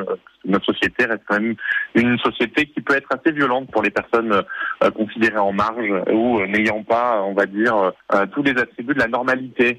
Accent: Nice, Provence-Alpes-Côte d'Azur, France; en tant que niçois

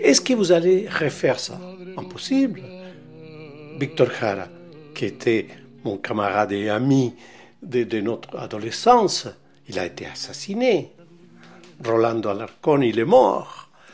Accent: Valparaíso, Chile; moved away as an adult; also born or lived in Mexico; now in Paris, France; je suis né à Valparaiso, au Chili, en 1943

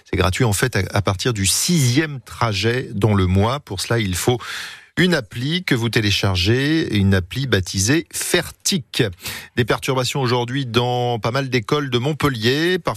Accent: Luxembourg; Moi je viens de Luxembourg.

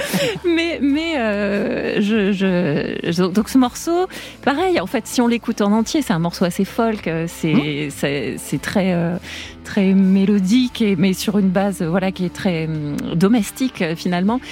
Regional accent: Tarbes, Occitania, France; born or raised there; now in Paris, France

